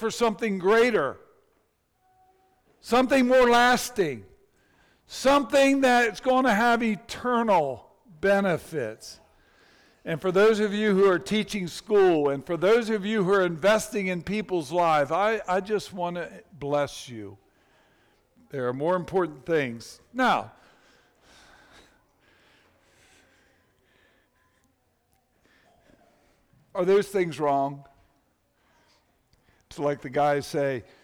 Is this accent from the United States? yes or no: yes; United States; in our country, we have adopted the American dream